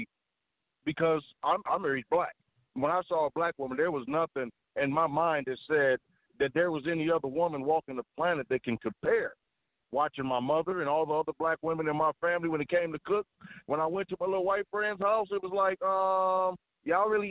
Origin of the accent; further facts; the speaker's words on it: Baldwin, Michigan, United States; moved away; also born or lived in Chicago; When I moved away from Baldwin, till my mother moved us to the inner city